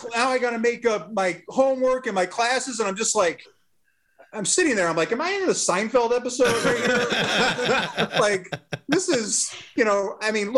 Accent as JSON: {"language": "English", "region": "Massachusetts", "country": "United States", "tie": "born or raised there", "said": "I grew up in Massachusetts, so I grew up a Sox fan"}